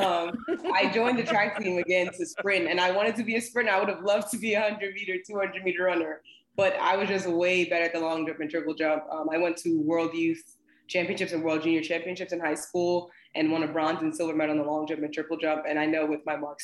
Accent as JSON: {"language": "English", "region": "New Jersey", "country": "United States", "moved": "yes", "lives_now": "Atlanta, United States", "said": "I'm actually from New Jersey originally"}